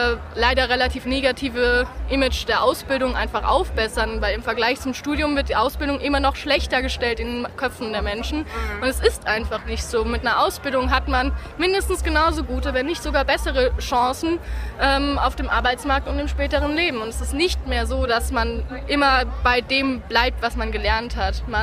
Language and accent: German; Darmstadt, Hesse, Germany; ich komme aus Darmstadt